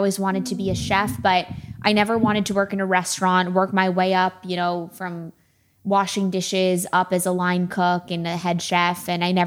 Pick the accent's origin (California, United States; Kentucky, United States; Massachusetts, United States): Massachusetts, United States; right outside of Springfield; moved away as an adult; also born or lived in Syracuse, New York; now in Los Angeles, United States; I grew up right outside of Springfield, Massachusetts